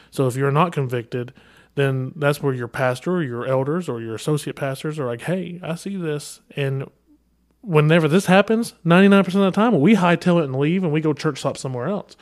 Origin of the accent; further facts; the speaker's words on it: Kentucky, United States; I'm from Kentucky, all right? We don't say the I and G